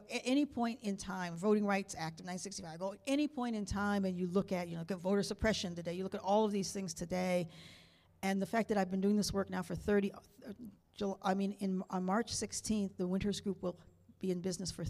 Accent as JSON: {"language": "English", "town": "Niagara Falls", "region": "New York", "country": "United States", "tie": "born or raised there", "said": "I was adopted, so I don't know the history of my family. I grew up in Niagara Falls, New York. My parents were Canadians. My mother was a proud Canadian."}